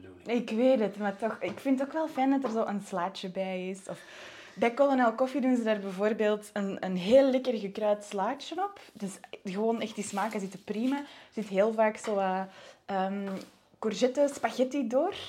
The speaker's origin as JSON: {"language": "Dutch", "area": "Antwerp province", "region": "Flanders", "country": "Belgium", "tie": "born or raised there", "also_born_or_lived": "Netherlands", "said": "Ik ben ook wel, wel degelijk geboren en getogen in het Antwerpse."}